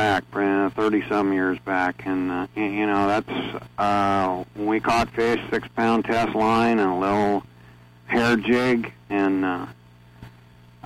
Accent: Lima, Ohio, United States; I grew up here in Ohio. I've lived in the Lima area all my life.

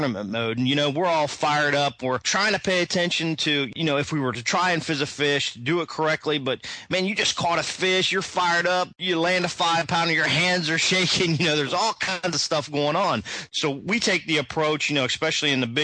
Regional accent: Del Rio, Texas, United States; my hometown, Del Rio, Texas

